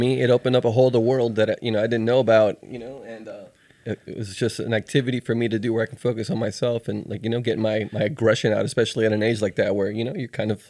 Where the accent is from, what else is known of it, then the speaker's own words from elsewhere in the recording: Miami, Florida, United States; now in Tallahassee, United States; I grew up in Miami in the 70s and 80s